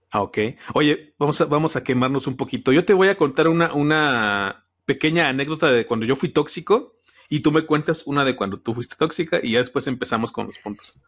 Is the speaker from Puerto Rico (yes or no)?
no; Celaya, Guanajuato, Mexico; yo soy aquí de Celaya, Guanajuato